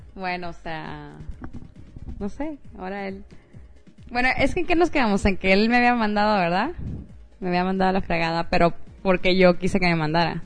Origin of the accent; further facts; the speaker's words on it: Sonora, Mexico; Sonora, de donde soy